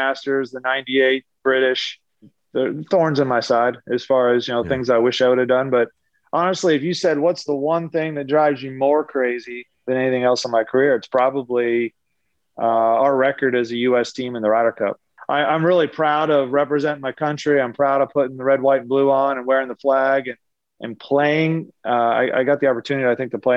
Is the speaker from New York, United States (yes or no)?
no; Lancaster, Pennsylvania, United States; also born or lived in Pittsburgh, Pennsylvania; my mom and dad are from Pittsburgh. We lived there till I was 7, but I grew up in Eastern Pennsylvania in Lancaster